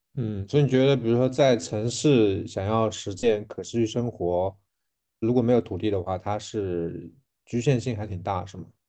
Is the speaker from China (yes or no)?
yes; Tongxiang, Zhejiang, China; 我们同乡